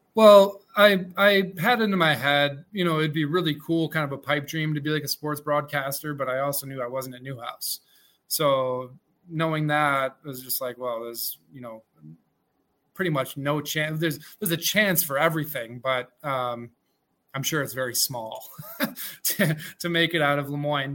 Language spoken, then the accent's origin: English; Mexico, New York, United States; I grew up in Mexico, New York